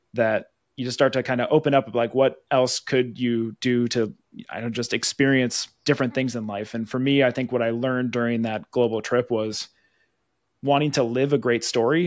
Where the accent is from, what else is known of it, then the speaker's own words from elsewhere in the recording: Wisconsin, United States; moved away as an adult; now in Minnesota, United States; Born and raised in Wisconsin